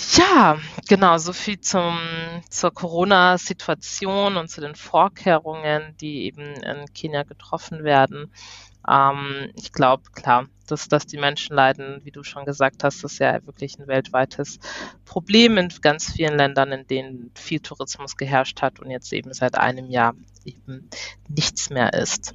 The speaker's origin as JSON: {"language": "German", "country": "Germany", "said": "ich komme aus Deutschland"}